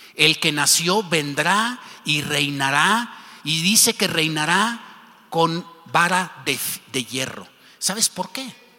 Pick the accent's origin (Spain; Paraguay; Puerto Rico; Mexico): Mexico; como mexicanos